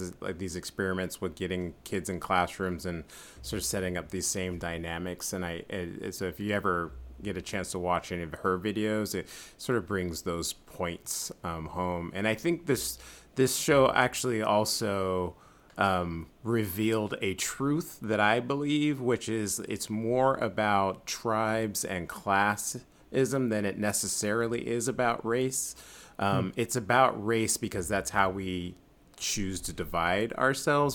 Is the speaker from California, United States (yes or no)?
yes; San Francisco, California, United States; I'm from San Francisco